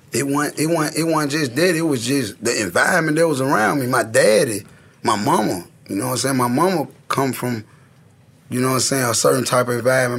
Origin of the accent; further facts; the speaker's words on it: Memphis, Tennessee, United States; East Memphis was like for real, for real. Like I grew up in Walter Simmons